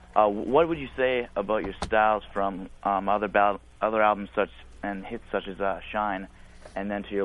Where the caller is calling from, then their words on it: British Columbia, Canada; Canada, man.